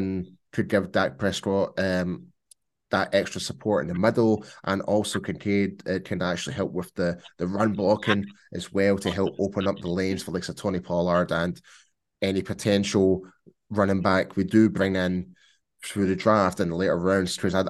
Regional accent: Scotland, United Kingdom; I'm definitely Scottish, but I can do pull off some different accents as well if you must.

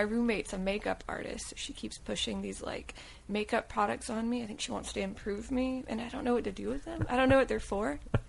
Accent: Vidalia, Georgia, United States; moved away; also born or lived in Waycross, Georgia; I was born, I think, in Waycross, but I grew up in Vidalia, Georgia, which is the sweet onion city.

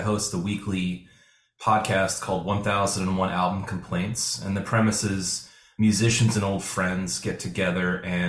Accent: Wilmington, Delaware, United States; So I grew up in Wilmington, Delaware on the East Coast, almost a suburb of Philadelphia, and right across the river from New Jersey.

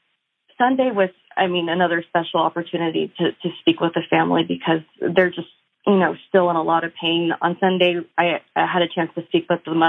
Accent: San Antonio, Texas, United States; I'm from San Antonio, so my world gets really small here, both personally and professionally.

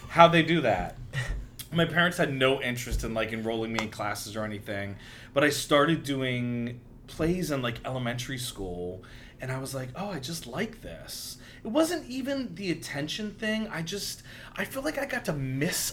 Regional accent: Virginia, United States; I grew up in Virginia.

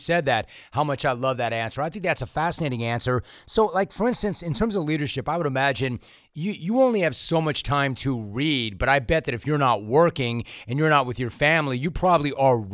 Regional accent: Los Angeles, California, United States; growing up in the San Fernando Valley

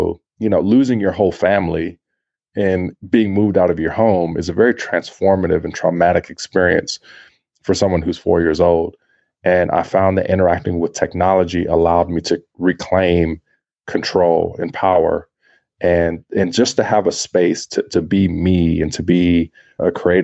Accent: Compton, California, United States; growing up in a poor place, in a place like Compton

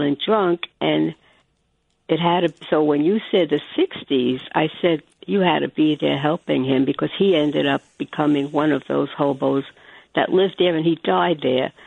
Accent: New York City, New York, United States; now in Long Island, United States; I came from Mott Street

